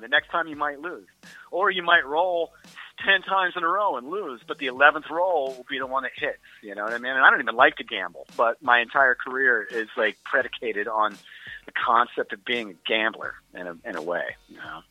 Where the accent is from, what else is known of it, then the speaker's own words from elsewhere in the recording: Midwest, United States; I'm from the Midwest.